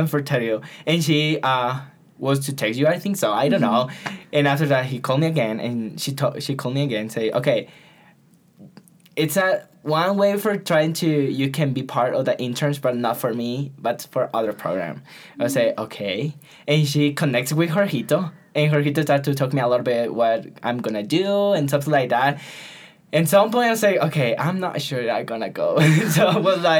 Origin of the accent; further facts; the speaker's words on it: Puyo, Pastaza, Ecuador; I'm from Puyo